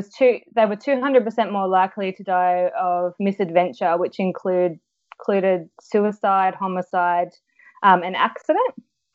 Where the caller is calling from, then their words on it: Sydney, New South Wales, Australia; I'm from Sydney, sunny Sydney today.